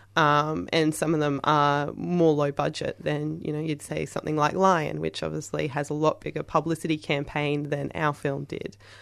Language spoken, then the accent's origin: English; Queensland, Australia; moved away; I'm originally from Queensland